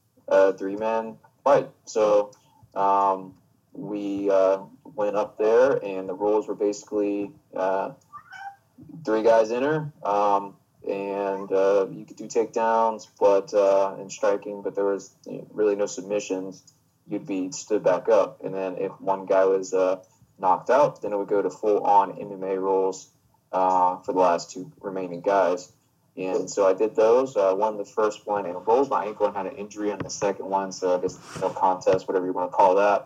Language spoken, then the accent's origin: English; Augusta, Georgia, United States; I am from Augusta, Georgia, and have been wrestling roughly 17 years